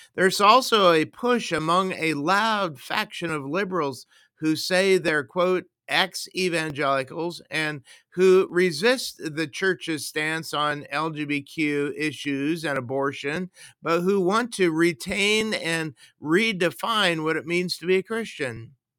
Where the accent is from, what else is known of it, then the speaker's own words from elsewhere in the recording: United States; now in Canada; I was born in the United States, and I'm also a U S citizen